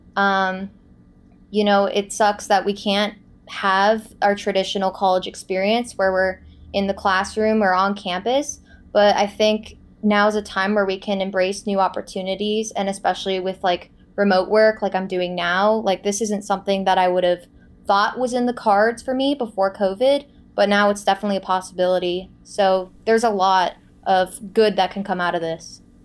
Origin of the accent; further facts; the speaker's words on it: Boca Raton, Florida, United States; moved away as an adult; also born or lived in Los Angeles; my hometown of Boca Raton, Florida